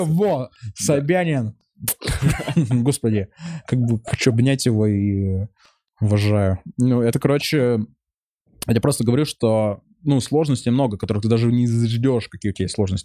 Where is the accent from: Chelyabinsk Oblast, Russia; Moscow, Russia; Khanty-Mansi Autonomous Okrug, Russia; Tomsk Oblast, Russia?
Chelyabinsk Oblast, Russia; Chelyabinsk; moved away; also born or lived in Israel; у меня там какие-то еврейские корни, а я из Челябинска